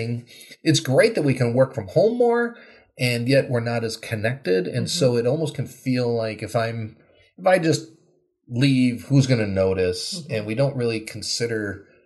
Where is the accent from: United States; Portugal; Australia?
United States; Wisconsin; now in Minnesota, United States; I grew up in Wisconsin, not too different from here